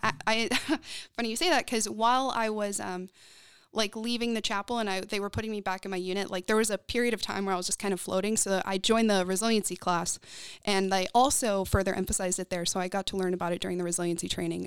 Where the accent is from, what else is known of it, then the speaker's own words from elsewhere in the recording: Texas, United States; also born or lived in North Carolina; I was raised in Texas.